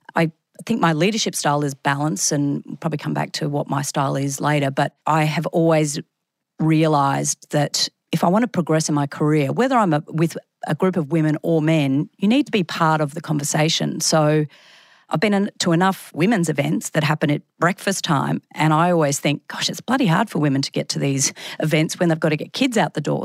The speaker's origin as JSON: {"language": "English", "town": "Brisbane", "region": "Queensland", "country": "Australia", "also_born_or_lived": "Sydney", "said": "I came back to Brisbane from Sydney."}